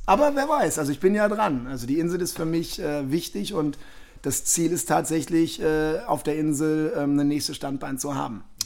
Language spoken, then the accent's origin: German; Düsseldorf, North Rhine-Westphalia, Germany; ich bin Düsseldorfer Jung